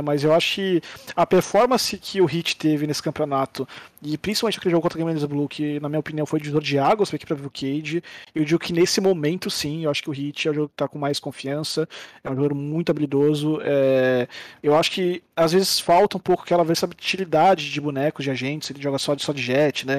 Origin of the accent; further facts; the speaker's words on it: Brazil; nós, como brasileiros